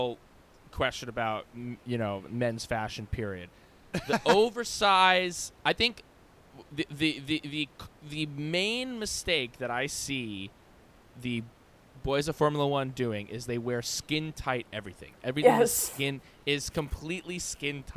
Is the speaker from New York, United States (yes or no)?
yes; New York, United States; We're New York kids